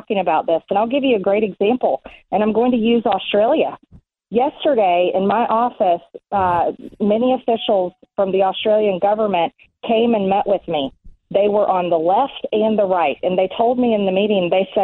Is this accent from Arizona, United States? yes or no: no; Georgia, United States; Georgia, my home state